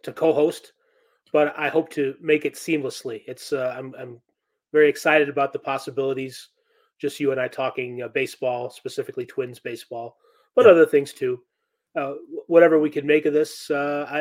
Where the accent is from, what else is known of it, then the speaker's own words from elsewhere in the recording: Chicago, Illinois, United States; now in Kansas City, United States; I grew up in Chicago as a White Sox fan